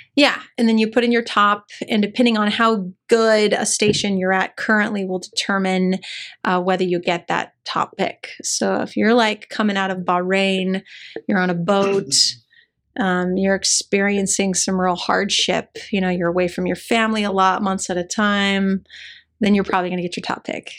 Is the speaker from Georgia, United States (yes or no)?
no; El Paso, Texas, United States; moved away as an adult; a, white kid growing up in El Paso, Texas